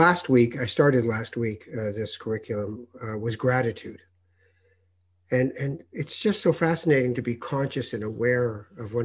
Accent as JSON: {"language": "English", "country": "Canada", "said": "the last 4 years in America that I've noticed as a Canadian"}